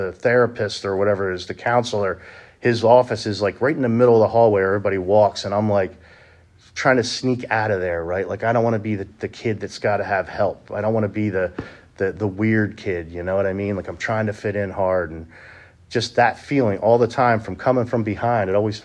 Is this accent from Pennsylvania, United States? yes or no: yes; Honey Brook, Pennsylvania, United States; I grew up in Honeybrook, PA, not too far from here